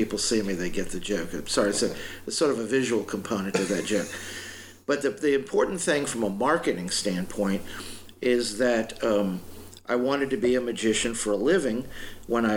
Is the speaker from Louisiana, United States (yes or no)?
yes; Louisiana, United States; I grew up in Louisiana